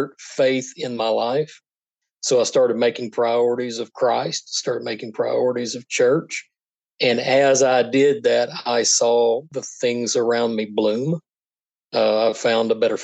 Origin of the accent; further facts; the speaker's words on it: North Little Rock, Arkansas, United States; I was raised around North Little Rock